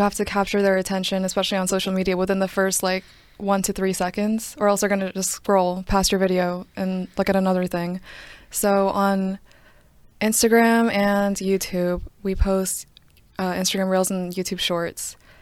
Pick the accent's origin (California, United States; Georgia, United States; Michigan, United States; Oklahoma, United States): Georgia, United States; Johns Creek; also born or lived in Duluth, Georgia; I'm not from DeKalb. Originally, I'm from Johns Creek